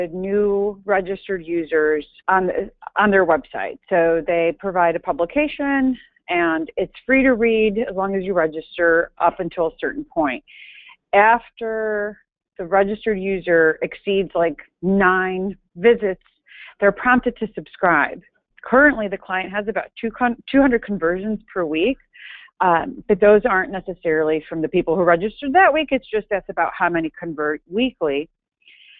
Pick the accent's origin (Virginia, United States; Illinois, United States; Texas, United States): Illinois, United States; Chicago; I am a Greek American born and raised in Chicago